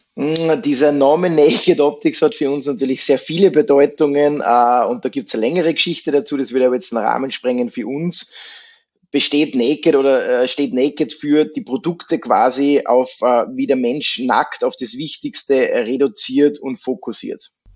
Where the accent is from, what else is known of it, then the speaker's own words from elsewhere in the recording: Austria; bei uns in Österreich